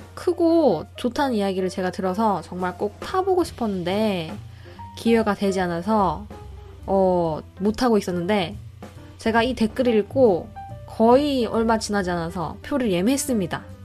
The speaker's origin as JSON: {"language": "Korean", "country": "South Korea", "moved": "as an adult", "lives_now": "New Zealand", "said": "나는 뭐 한국에서 왔고"}